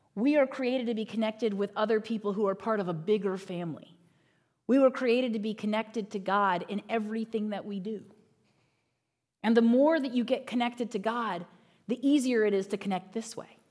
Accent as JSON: {"language": "English", "region": "Northern Virginia", "country": "United States", "tie": "born or raised there", "said": "I grew up in Northern Virginia"}